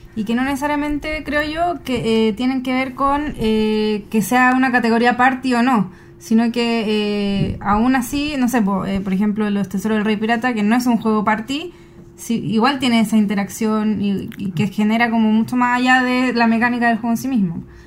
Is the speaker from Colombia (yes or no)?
no; Chile; nosotros como chilenos